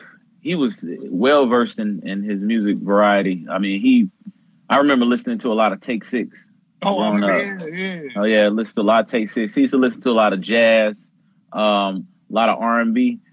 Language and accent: English; Winston-Salem, North Carolina, United States; also born or lived in Durham, North Carolina; now in Charlotte, United States; I live currently in Charlotte right now, but I'm from Winston-Salem, North Carolina, a small town. You know, not super small where it's like everybody knows everybody, but small enough to where, you know, you don't consider it a metropolitan city.